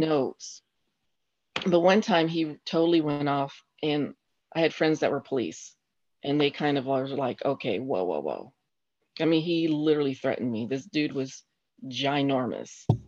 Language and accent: English; Colorado Springs, Colorado, United States; now in Huntsville, United States; I grew up in Colorado Springs, uh, Colorado